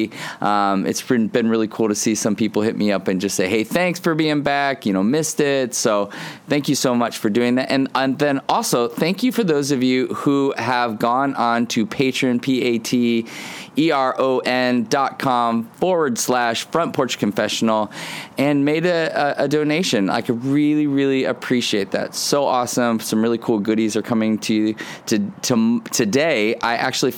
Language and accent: English; Ohio, United States; When I was a kid, I grew up in Ohio, and in Ohio, my backyard was like Adventureland